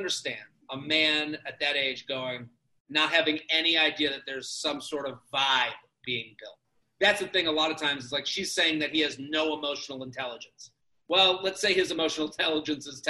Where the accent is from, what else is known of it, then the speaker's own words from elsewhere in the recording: outside of Boston, Massachusetts, United States; I'm from outside of Boston.